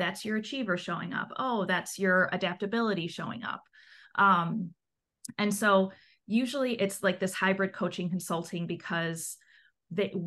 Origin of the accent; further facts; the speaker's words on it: Chicago, Illinois, United States; I'm from Chicago, so I work in the Midwest region